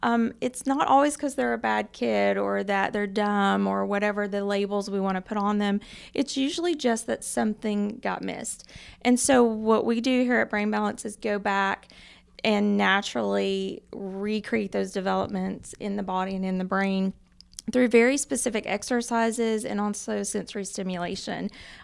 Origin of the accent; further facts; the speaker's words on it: Knoxville, Tennessee, United States; I am, yes, from North Knoxville.